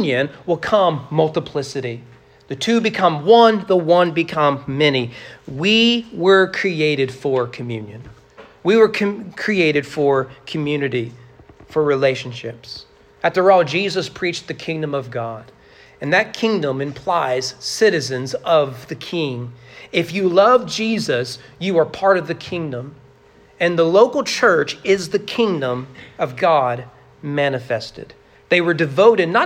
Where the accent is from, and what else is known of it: United States